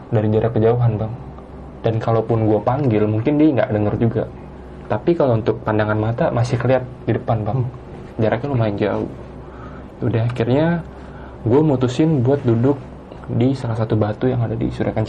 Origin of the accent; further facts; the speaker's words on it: Jakarta, Indonesia; Itu gue mendaki bersama dengan tiga orang teman gue yang berasal dari Jakarta juga.